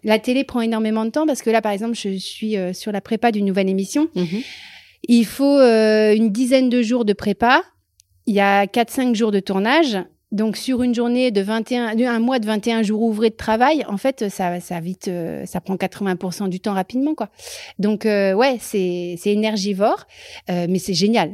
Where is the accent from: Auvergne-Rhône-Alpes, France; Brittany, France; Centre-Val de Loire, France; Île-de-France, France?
Centre-Val de Loire, France; Loir-et-Cher; moved away as an adult; also born or lived in Paris; now in Marseille, France; je viens du Loir-et-Cher, d'un tout petit village, euh, de deux parents que j'embrasse très fort